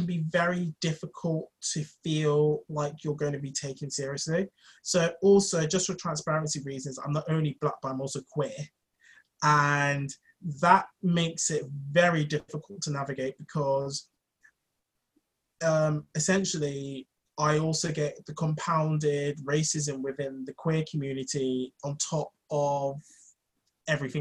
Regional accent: London, United Kingdom; I grew up in London

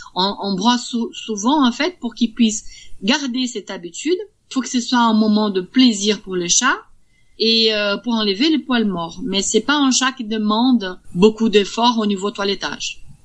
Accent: Brazil; now in Vierzon, France; Je suis brésilienne.

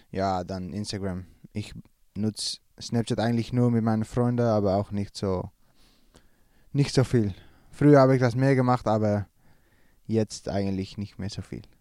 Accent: Netherlands; als Holländer

